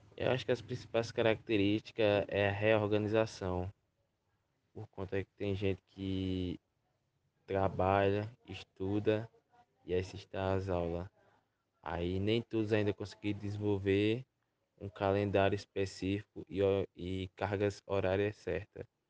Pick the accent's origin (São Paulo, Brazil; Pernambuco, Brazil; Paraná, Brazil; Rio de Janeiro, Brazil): Pernambuco, Brazil; Iati; tenho 17 anos e sou do município de Iati.